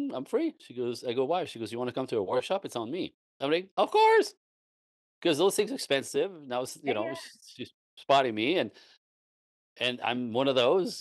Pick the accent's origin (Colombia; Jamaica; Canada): Canada; East Coast of Canada; moved away as an adult; also born or lived in Los Angeles; I was born in Canada, French Canadian. So back on the East Coast of Canada